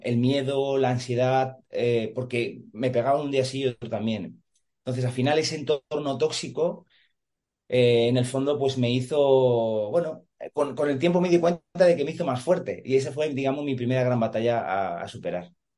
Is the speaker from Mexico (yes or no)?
no; Madrid, Community of Madrid, Spain; now in Santa Pola, Spain; soy natural de Madrid, ahora vivo en, en Alicante, exactamente en Santa Pola